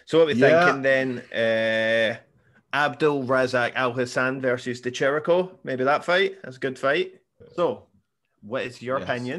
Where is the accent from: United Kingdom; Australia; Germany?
United Kingdom; Scotland; I'm Scottish.